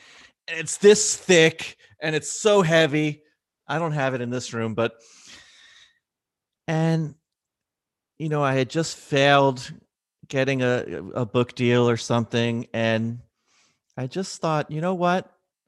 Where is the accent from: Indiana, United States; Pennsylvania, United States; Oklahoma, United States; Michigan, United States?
Pennsylvania, United States; Philadelphia; I'm from Philly, the city of brotherly love.